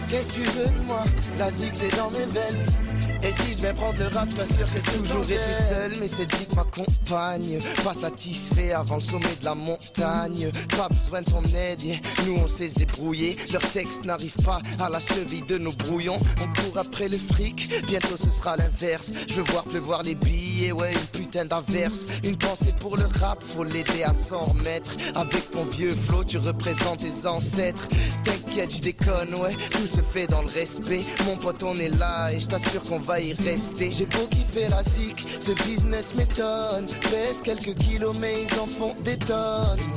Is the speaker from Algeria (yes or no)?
yes; Algeria; also born or lived in Montreal; now in Ottawa, Canada; ouais voilà, ben je... ouais, c'est ça, je suis né en Algérie, je viens d'Algérie, ensuite on est venu ici, et voilà, c'est ça, depuis